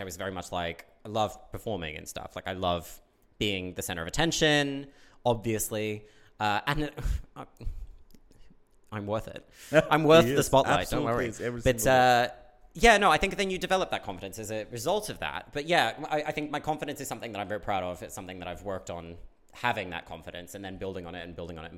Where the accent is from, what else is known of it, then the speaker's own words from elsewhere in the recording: Cronulla, New South Wales, Australia; moved away as an adult; now in London, United Kingdom; I don't tell anyone I'm from the Shire, but I grew up in the Shire